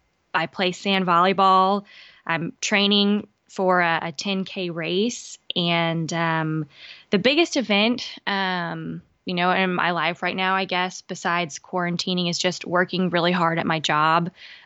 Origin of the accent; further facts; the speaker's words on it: Lafayette, Louisiana, United States; also born or lived in Balikpapan, Indonesia; I'm from Lafayette, Louisiana, but I spent some time in Balikpapan, Indonesia, when my dad worked as a geophysicist for Unocal.